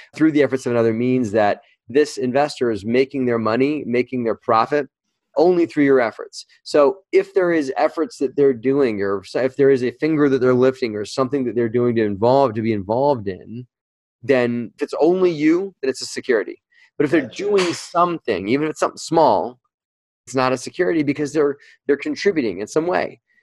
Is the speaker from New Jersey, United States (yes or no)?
yes; New Jersey, United States; moved away; the town I lived in, I used to live in, in South Jersey, and I drove past this house all the time. It was just it was one dilapidated house in my hometown